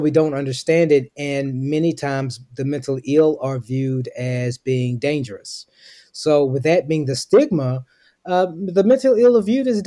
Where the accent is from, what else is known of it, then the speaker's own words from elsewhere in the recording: Memphis, Tennessee, United States; moved away as an adult; now in Dallas, United States; I'm originally from Memphis, Tennessee, but I now reside in Dallas, Texas.